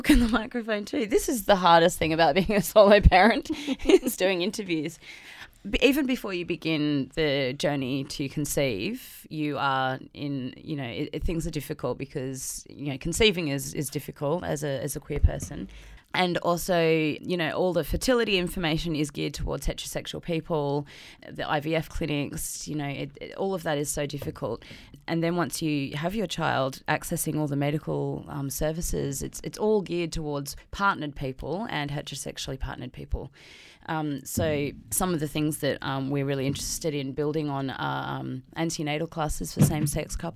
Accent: Queensland, Australia; moved away as an adult; also born or lived in Sydney, New South Wales; I'm originally from Queensland, so I've recently moved back to Queensland

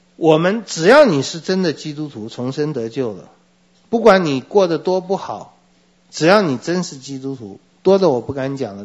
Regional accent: Taiwan; 我也是台湾人

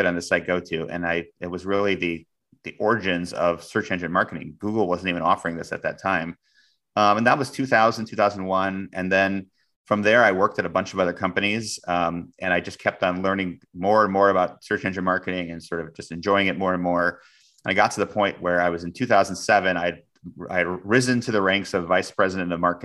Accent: Iowa, United States; moved away as an adult; also born or lived in Chicago / Silicon Valley; I'm from Iowa.

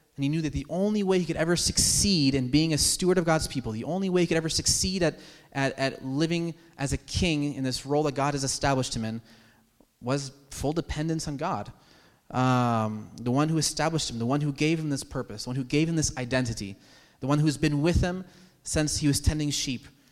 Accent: United States; as American citizens

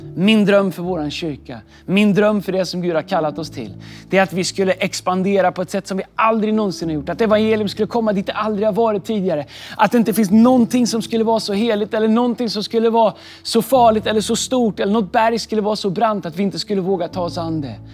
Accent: Sweden; also born or lived in Stockholm; Nu har jag varit hemma i Sverige

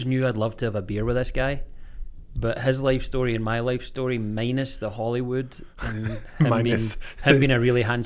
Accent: Scotland, United Kingdom; I'm the Scottish friend

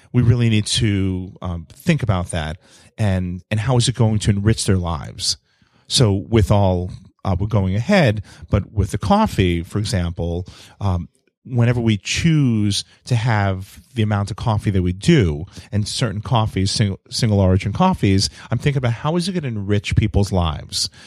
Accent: New York City, New York, United States; I'm an only child growing up in New York City

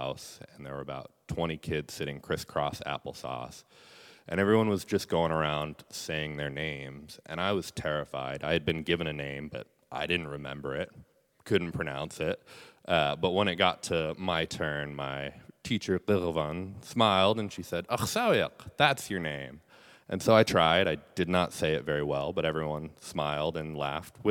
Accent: Bethel, Alaska, United States; also born or lived in Southern California; Iapunnaalvik, the only Yupik language school in Bethel, my hometown

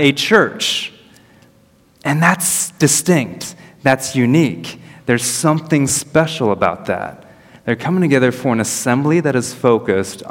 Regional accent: United States; moved away; I'm American

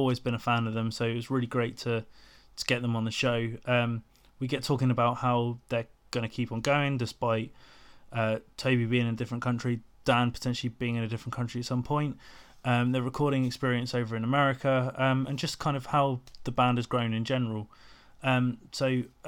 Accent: Portsmouth, South East England, United Kingdom; my hometown of Portsmouth

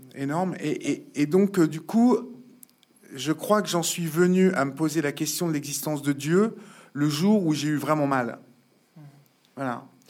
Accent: Évreux, Normandy, France; moved away as an adult; now in Paris, France; en province, je suis d'Evreux, parents petits bourgeois de province

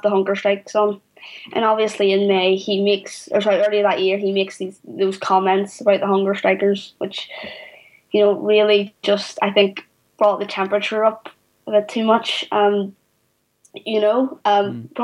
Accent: Belfast, Northern Ireland, United Kingdom; I grew up in North Belfast on the interface

